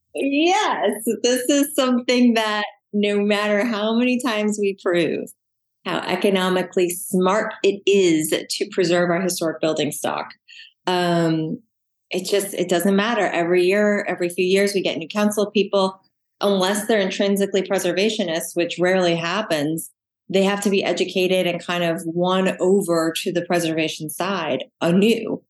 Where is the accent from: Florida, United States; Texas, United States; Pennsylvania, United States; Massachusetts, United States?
Florida, United States; South; also born or lived in Little Rock, Arkansas; now in New Orleans, United States; I'm from South Florida originally